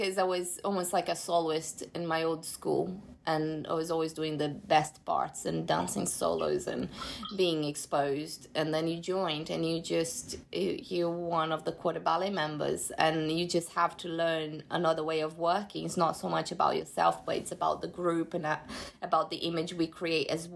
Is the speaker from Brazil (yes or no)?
yes; Brazil; now in London, United Kingdom; That's why I can't have a career in my home country